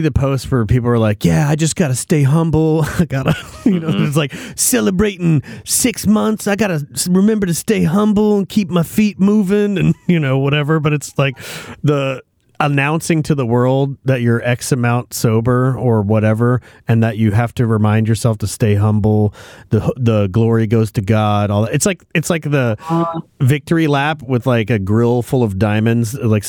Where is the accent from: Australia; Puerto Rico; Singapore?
Australia; This is a guaranteed way to get a dose of humility as an Australian.